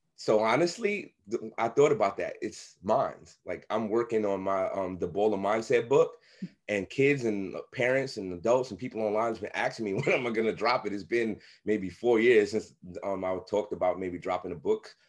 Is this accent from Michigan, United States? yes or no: no; New York City, New York, United States; I grew up in Brownsville, Brooklyn, the same crazy area that Mike Tyson is from